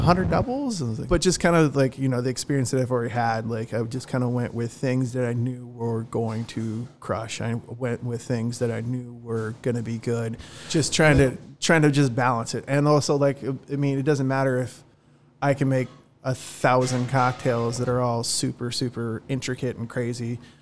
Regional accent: Long Beach, California, United States; moved away as an adult; also born or lived in Dana Point, California; now in South Orange County, United States; I love Long Beach, it's my hometown.

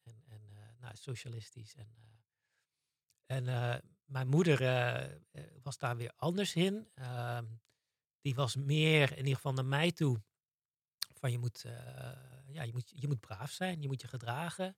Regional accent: Zeeland, Netherlands; Ik ben opgegroeid in Zeeland.

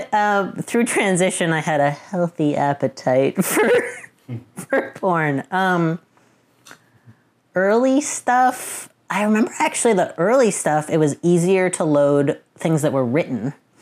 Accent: Boston, Massachusetts, United States; I'm 35 and I'm from Boston.

